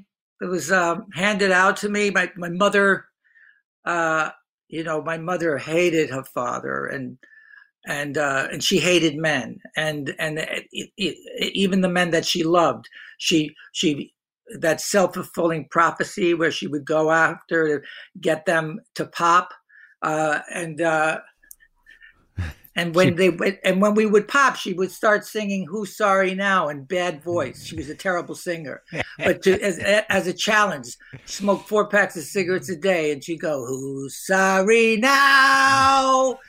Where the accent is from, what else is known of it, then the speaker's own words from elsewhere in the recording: Hoboken, New Jersey, United States; I grew up in Hoboken, New Jersey, small town.